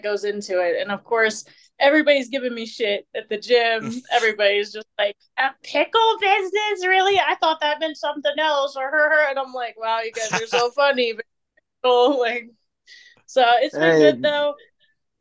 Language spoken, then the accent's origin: English; Missouri, United States; moved away as an adult; also born or lived in Virginia; now in Colorado, United States; So from Missouri, grew up there pretty much, I don't know, like from 12, I'm trying to remember, like 14 to, you know, my early 20s